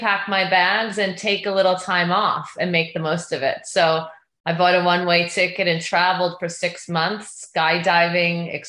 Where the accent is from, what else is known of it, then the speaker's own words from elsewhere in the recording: Long Island, New York, United States; moved away as an adult; now in Southern California, United States; I grew up in Long Island